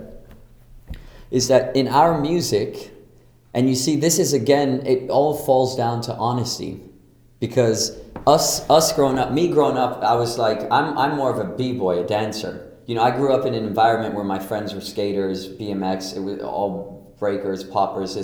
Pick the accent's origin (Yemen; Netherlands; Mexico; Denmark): Denmark; Copenhagen, Capital Region of Denmark; now in Brooklyn, United States; I'm from Copenhagen, Denmark. I live in Brooklyn